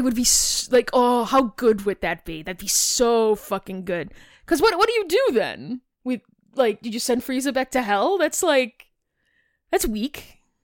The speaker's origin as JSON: {"language": "English", "town": "Chicago", "region": "Illinois", "country": "United States", "said": "I'm from Chicago. I hit my A's hard"}